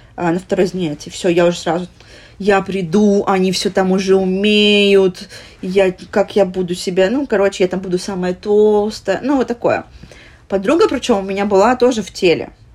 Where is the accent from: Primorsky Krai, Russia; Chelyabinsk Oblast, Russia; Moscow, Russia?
Primorsky Krai, Russia; Vladivostok; moved away as an adult; now in Philippines; мы из Владивостока